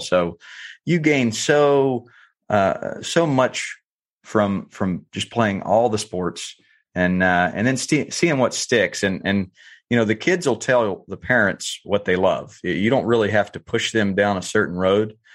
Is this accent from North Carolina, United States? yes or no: yes; North Carolina, United States; I grew up in North Carolina